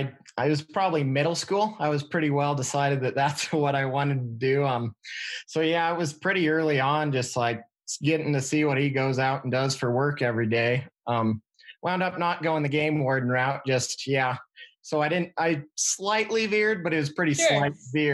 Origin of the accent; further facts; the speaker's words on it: Wyoming, United States; moved away as an adult; now in Montana, United States; I grew up in Wyoming with game warden for a dad